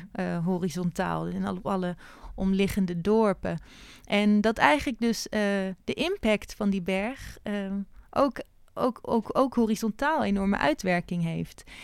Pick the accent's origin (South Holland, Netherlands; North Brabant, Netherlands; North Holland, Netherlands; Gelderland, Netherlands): North Holland, Netherlands; Haarlem; ik ben in Haarlem opgegroeid